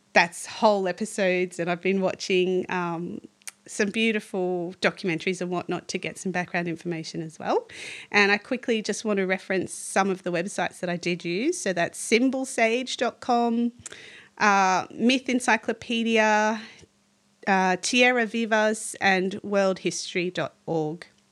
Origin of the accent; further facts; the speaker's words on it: Australia; as an Aussie